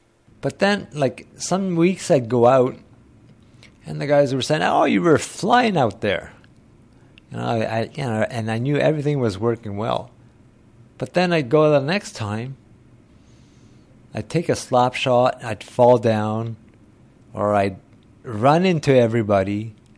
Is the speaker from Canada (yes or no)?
yes; Ottawa, Ontario, Canada; also born or lived in Orleans, Ontario; when we moved from Orleans, Ontario to Anvil Acres in 1965.